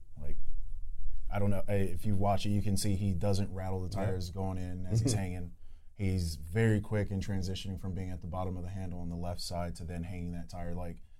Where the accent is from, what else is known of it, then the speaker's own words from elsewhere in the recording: California, United States; moved away; I'm from California.